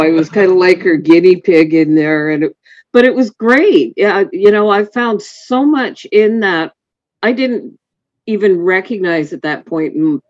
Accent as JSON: {"language": "English", "area": "Galiano Island", "region": "British Columbia", "country": "Canada", "tie": "born or raised there", "said": "I grew up on Galliano."}